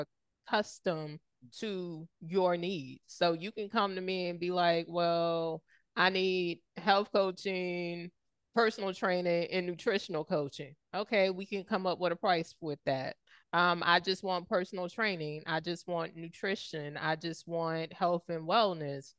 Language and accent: English; the South, United States; growing up in the South